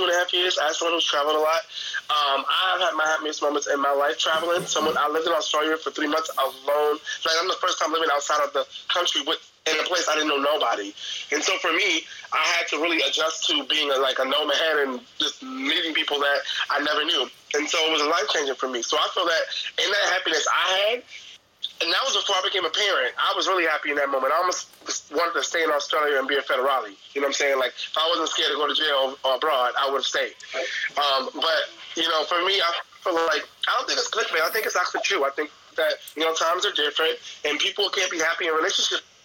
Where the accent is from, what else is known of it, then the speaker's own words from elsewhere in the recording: New York, United States; my hometown, New York